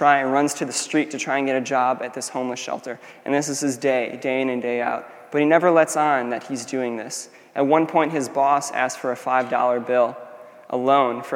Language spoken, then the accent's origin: English; United States; we as an American people